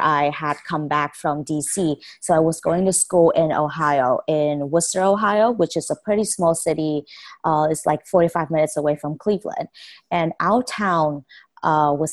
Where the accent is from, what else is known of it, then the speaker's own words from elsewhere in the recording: Vietnam; moved away as an adult; now in United States; I was born and raised in Vietnam for 18 years. I only recently came to the States in 2014